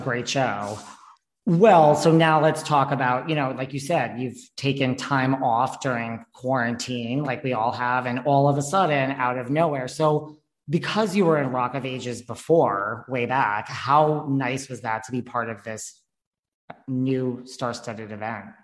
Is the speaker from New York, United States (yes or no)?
yes; New York, United States; I'm from New York too, but I still live here